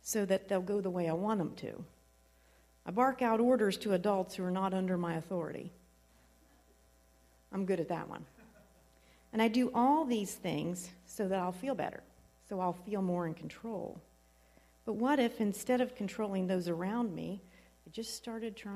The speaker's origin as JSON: {"language": "English", "region": "Southern Ohio", "country": "United States", "said": "I'm from Southern Ohio, so I can say wallowing"}